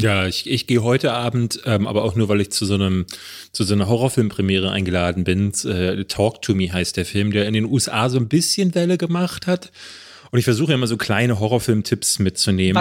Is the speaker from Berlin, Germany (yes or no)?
yes; Berlin, Germany; Es gab hier in Berlin-Marzahn, wo ich groß geworden bin, gab es ein Kino